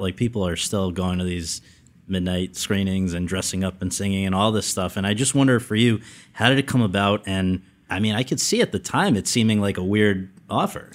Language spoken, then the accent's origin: English; New Haven, Connecticut, United States; my hometown of New Haven